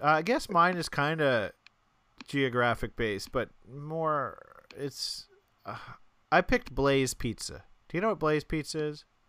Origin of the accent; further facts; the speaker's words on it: Albuquerque, New Mexico, United States; now in New York, United States; in Albuquerque, when we were growing up